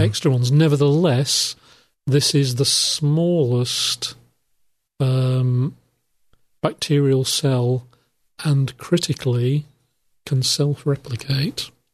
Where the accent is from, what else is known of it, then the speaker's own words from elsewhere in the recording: United Kingdom; I'm from the United Kingdom